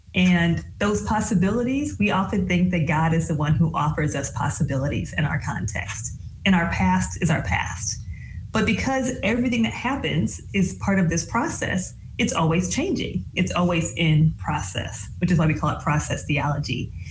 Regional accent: Michigan, United States; moved away as an adult; also born or lived in New England / mid South; So I grew up in the Midwest. I grew up in Michigan and I am a GM baby

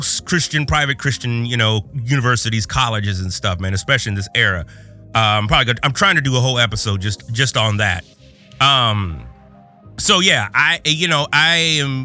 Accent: Southern California, United States; We're both from Southern California

